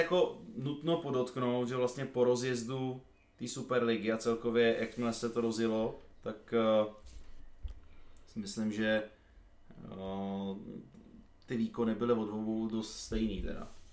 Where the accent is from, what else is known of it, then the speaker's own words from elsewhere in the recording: Brno, South Moravian Region, Czechia; jsem z Brna